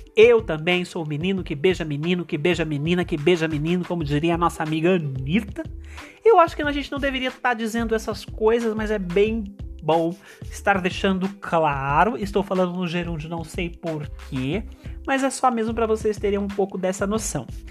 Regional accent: interior of São Paulo, Brazil; eu sou do interior de São Paulo

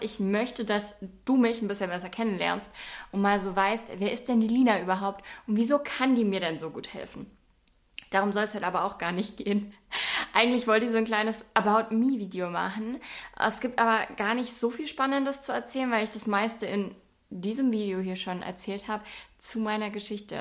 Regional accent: Bavaria, Germany; accent: Swabian; Ich komme aus Bayern, auch sehr unspektakulär. Ich weiß gar nicht, ob man mir das anhört, weil man zu mir immer sagt, dass ich relativ Hochdeutsch rede ich finde, ich schwebel schon ein bisschen

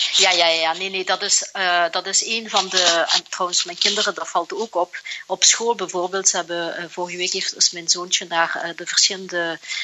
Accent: Flanders, Belgium; moved away as an adult; now in Singapore

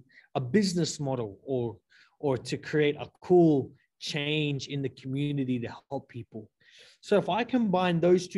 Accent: Torres Strait Islands, Queensland, Australia; moved away as an adult; now in Hawaii, United States

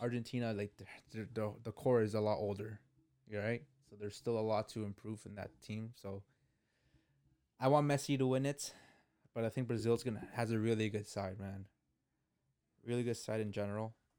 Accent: Canada; we're Canadian

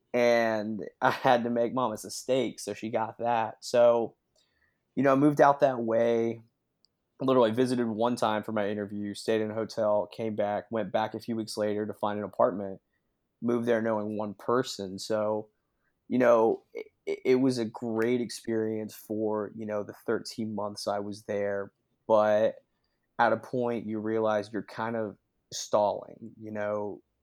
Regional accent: Sevierville, Tennessee, United States; also born or lived in Knoxville, Tennessee / Omaha, Nebraska; I grew up, uh, over in Sevierville, Tennessee, uh, about forty-five minutes out of Knoxville

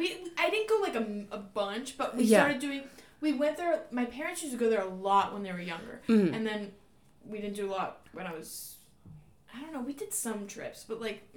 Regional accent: North Carolina, United States; also born or lived in Pittsburgh, Pennsylvania; But born in Pittsburgh, grew up in North Carolina my whole life

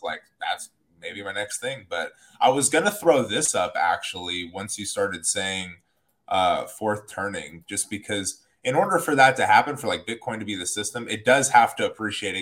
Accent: Columbus, Ohio, United States; now in Sacramento, United States; I grew up in Columbus, Ohio

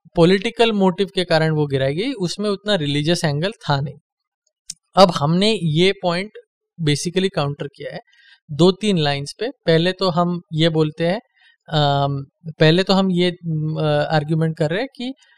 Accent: Maharashtra, India; मैं महाराष्ट्र से हूँ

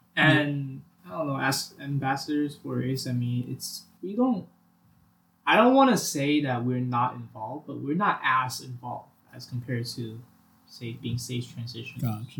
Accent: New York City, New York, United States; I'm from Staten Island, New York.

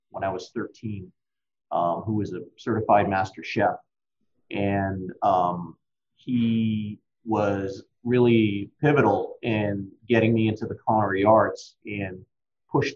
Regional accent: Massachusetts near Cape Cod, United States; I grew up in Massachusetts near Cape Cod

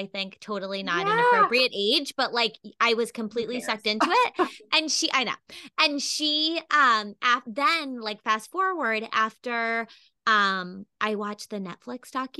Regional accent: East Coast, United States; I grew up on the East Coast

